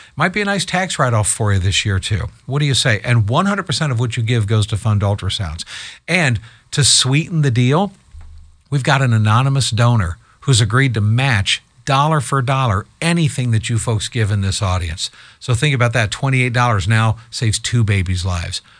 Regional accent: Columbus, Ohio, United States; now in Michigan, United States; I live in Michigan, but I'm, I'm from Columbus, Ohio originally

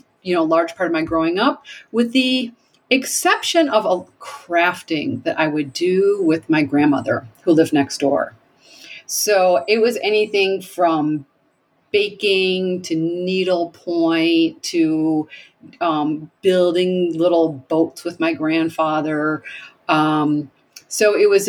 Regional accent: Montague, Michigan, United States; also born or lived in New York City; now in Abiquiú, United States; I was born in Michigan in also a small town called Montague, which was right on Lake Michigan.

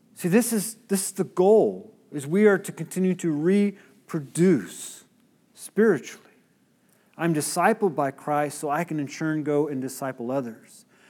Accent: United States

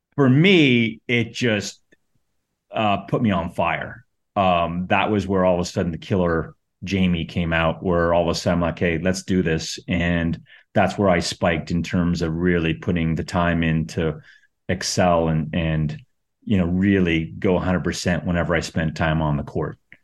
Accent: Calgary, Alberta, Canada; I grew up in Calgary, which is basically, it was just softball

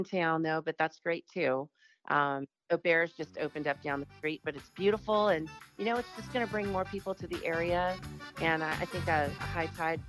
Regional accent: Santa Barbara, California, United States; I grew up in Hope Ranch, grew up and always tried to find a way to get back here.

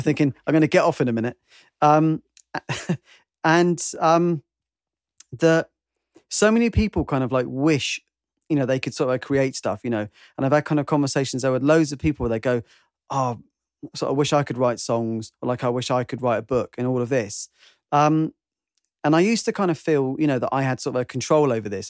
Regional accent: United Kingdom; I'm British

